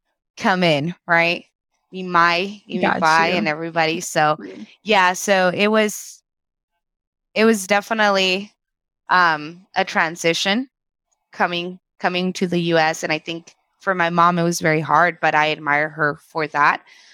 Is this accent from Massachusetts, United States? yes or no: no; Arizona, United States; born or raised there; first language Spanish; English is a second language; also born or lived in Culiacán, Sinaloa, Mexico